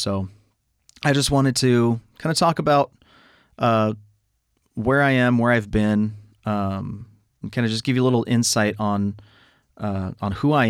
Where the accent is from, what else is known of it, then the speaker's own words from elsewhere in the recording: California, United States; also born or lived in Riverside, California / Oxnard, California; I was born in Riverside, California. Although I don't consider myself a product of the Inland Empire, that's just where I was born. Lived all over, like the San Fernando Valley and, I guess, you know, various parts of LA County.